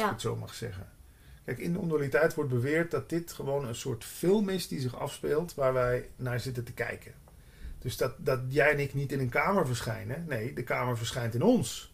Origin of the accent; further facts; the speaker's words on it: Limburg, Netherlands; moved away as an adult; also born or lived in Hilversum; ik kom uit Limburg